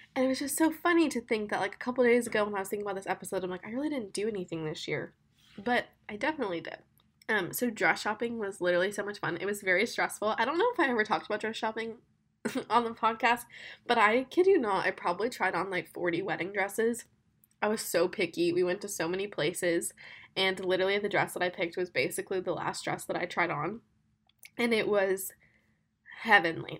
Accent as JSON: {"language": "English", "region": "Florida", "country": "United States", "moved": "yes", "lives_now": "Birmingham, United States", "said": "I'm from Florida"}